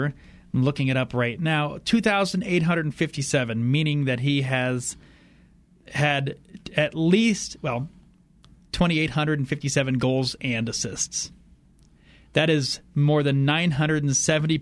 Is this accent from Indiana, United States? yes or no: yes; Fort Wayne, Indiana, United States; born or raised there; now in Colorado, United States